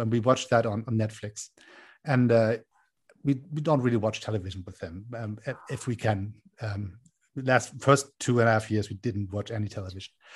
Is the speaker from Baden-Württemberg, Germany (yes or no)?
no; Hamburg, Germany; moved away as an adult; now in Berlin, Germany; I grew up in Hamburg um, in the northern part of Germany